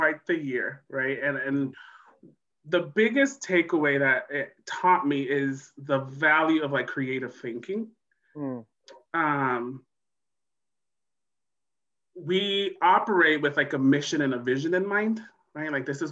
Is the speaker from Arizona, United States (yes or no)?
no; San Mateo, California, United States; also born or lived in El Salvador; I was born in El Salvador, came here in the late 80s during the Civil War, went to public school my whole life, grew up in San Mateo in the Bay Area